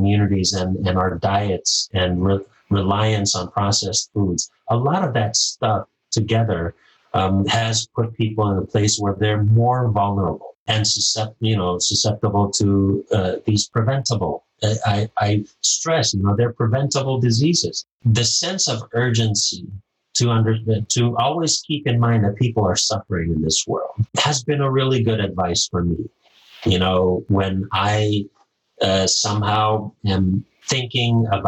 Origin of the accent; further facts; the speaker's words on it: Micronesia; moved away; I'm from Micronesia